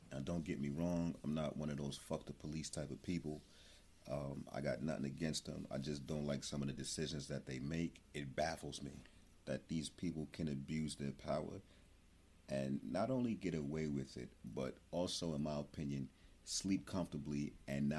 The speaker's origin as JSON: {"language": "English", "town": "Newark", "region": "New Jersey", "country": "United States", "said": "I'm from Newark, New Jersey."}